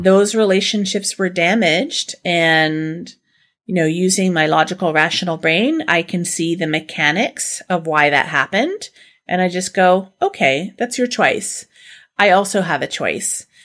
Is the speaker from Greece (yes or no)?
no; Canada; we're Canadian